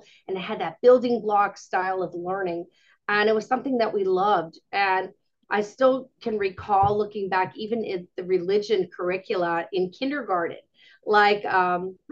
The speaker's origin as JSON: {"language": "English", "town": "Elysburg", "region": "Pennsylvania", "country": "United States", "said": "We're from Elysburg, Pennsylvania, which is in the Harrisburg Diocese. That's in the center of PA"}